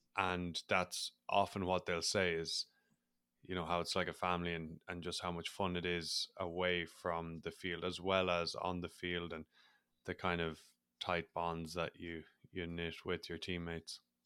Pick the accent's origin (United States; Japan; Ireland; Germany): Ireland; accent: Irish; as people probably are able to pick up on my accent, I'm Irish. So, growing up in Ireland, rugby was big